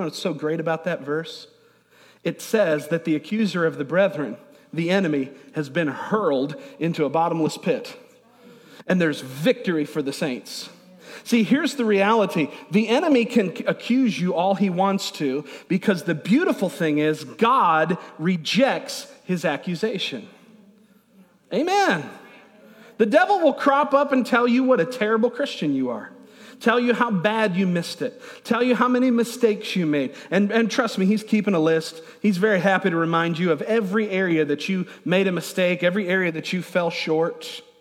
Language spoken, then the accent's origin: English; Niagara Falls, New York, United States; I grew up in Niagara Falls, New York, is where I was born